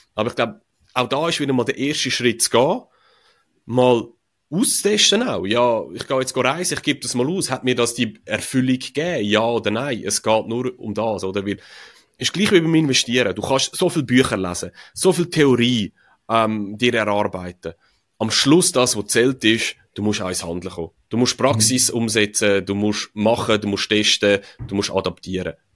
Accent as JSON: {"language": "German", "country": "Switzerland", "said": "wir Schweizer"}